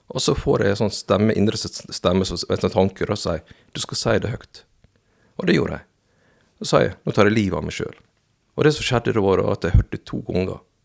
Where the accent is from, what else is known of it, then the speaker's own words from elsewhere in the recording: Fosnavåg, Møre og Romsdal, Norway; also born or lived in South Korea; jeg vokste opp i Fosnavågen. Ja. I Herøy kommune.